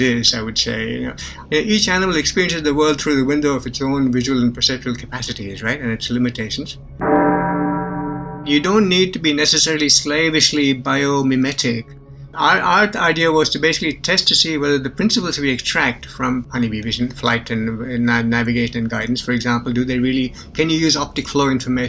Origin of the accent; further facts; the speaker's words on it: India; moved away; also born or lived in Bangalore; I was born and raised in India